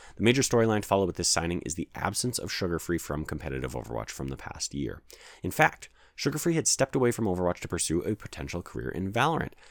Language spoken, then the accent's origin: English; Calgary, Alberta, Canada; I am Canadian and I live in Canada